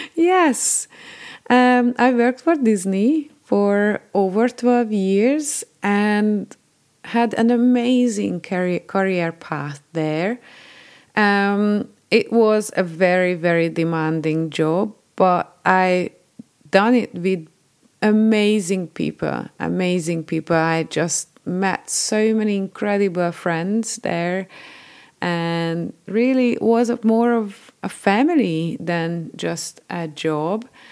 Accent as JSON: {"language": "English", "country": "Hungary", "tie": "born or raised there", "moved": "as an adult", "said": "I was born in Hungary and, uh, lived there till I was twenty-nine"}